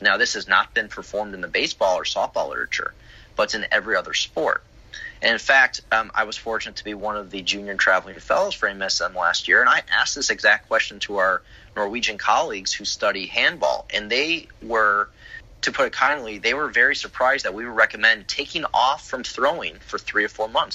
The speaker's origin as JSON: {"language": "English", "town": "Chicago", "region": "Illinois", "country": "United States", "tie": "born or raised there", "moved": "yes", "lives_now": "Florida, United States", "said": "I grew up in Chicago"}